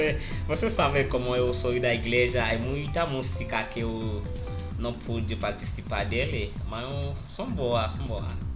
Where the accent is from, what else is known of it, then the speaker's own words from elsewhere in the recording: Haiti; Portuguese is a second language; now in Brazil; je suis d'Haïti